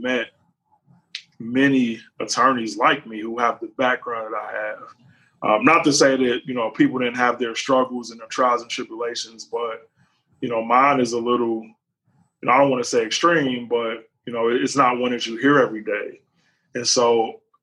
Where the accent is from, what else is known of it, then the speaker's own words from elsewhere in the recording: Cincinnati, Ohio, United States; I grew up in Cincinnati, Ohio